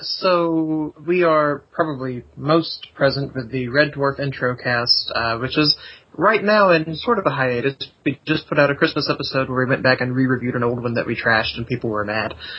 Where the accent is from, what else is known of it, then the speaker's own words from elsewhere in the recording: the South, United States; accent: southern; we mask our southern accents